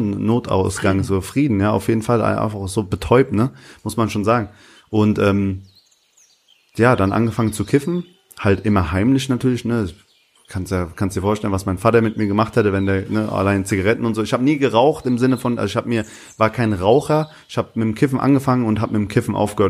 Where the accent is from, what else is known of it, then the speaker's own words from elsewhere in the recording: Hanau, Hesse, Germany; also born or lived in Aschaffenburg / Bavaria; now in Berlin, Germany; ich bin in Hanau groß geworden